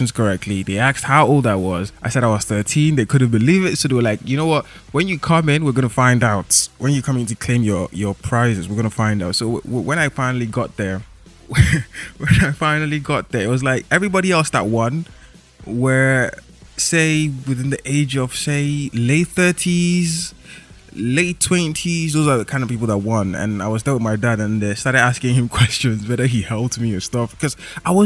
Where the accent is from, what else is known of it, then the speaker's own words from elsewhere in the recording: Lagos, Nigeria; I grew up in Lagos